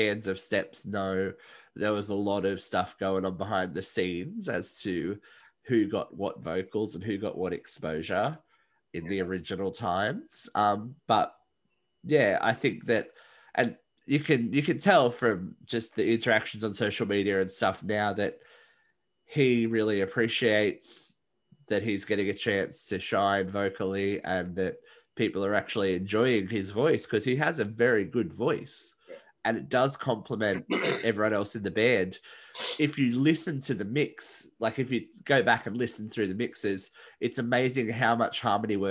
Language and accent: English; Australia; I'm Australian